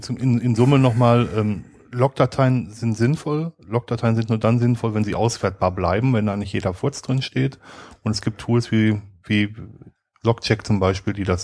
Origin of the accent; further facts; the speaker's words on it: North Rhine-Westphalia, Germany; Äh, ich komme aus dem Ruhrgebiet, da heißt es Inschuld